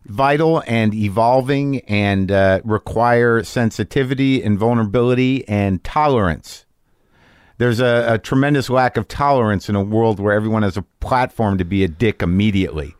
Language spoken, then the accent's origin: English; New Mexico, United States; moved away; I lived in New Mexico